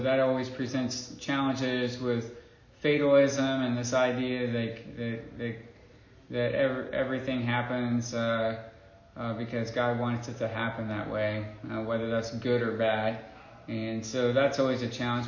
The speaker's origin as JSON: {"language": "English", "region": "Indiana", "country": "United States", "tie": "born or raised there", "also_born_or_lived": "Burkina Faso", "moved": "as an adult", "lives_now": "Mali", "said": "I grew up here in Indiana."}